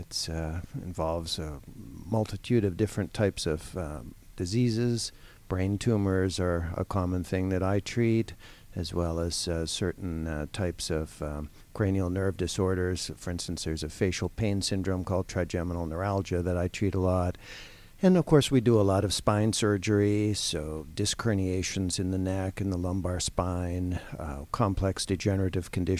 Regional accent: Toronto, Ontario, Canada; moved away as an adult; also born or lived in Ohio / Pittsburgh; now in Atlanta, United States; I'm actually a Canadian. I'm from Toronto.

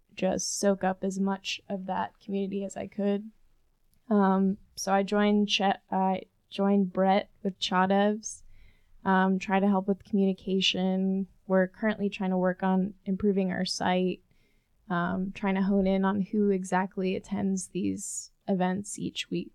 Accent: Connecticut, United States; moved away as an adult; now in Chattanooga, United States; I'm from Connecticut

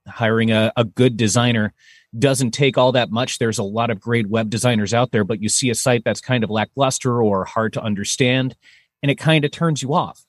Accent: Massachusetts, United States; moved away as an adult; also born or lived in New York; now in Minneapolis, United States; originally I'm actually from Massachusetts

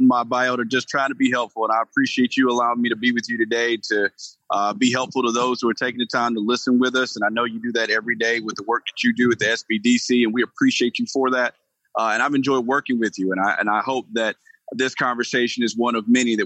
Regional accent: Gainesville, Georgia, United States; I grew up in Gainesville, Georgia

